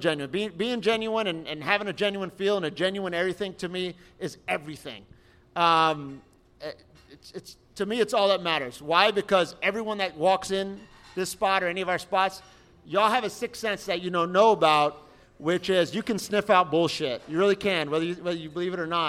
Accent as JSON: {"language": "English", "area": "West Kendall", "region": "Florida", "country": "United States", "tie": "born or raised there", "said": "out on Sunset in 152, which is my hometown, West Kendall"}